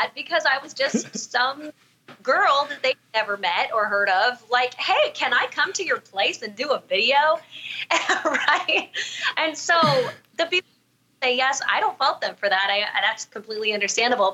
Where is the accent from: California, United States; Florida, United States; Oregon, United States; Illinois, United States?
California, United States; Southern; moved away as an adult; also born or lived in New York City; now in Arizona, United States; I'm originally from Southern California, and I grew up there